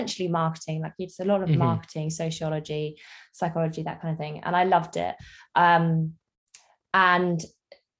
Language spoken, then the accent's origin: English; Jersey; I am from Jersey in the Channel Islands